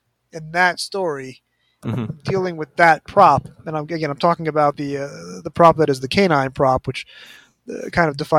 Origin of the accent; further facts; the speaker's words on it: United States; being an American